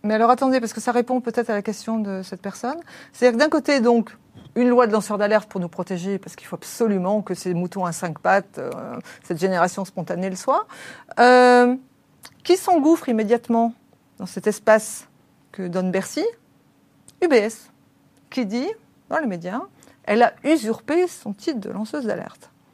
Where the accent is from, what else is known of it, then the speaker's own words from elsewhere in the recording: France; moi en tant que Française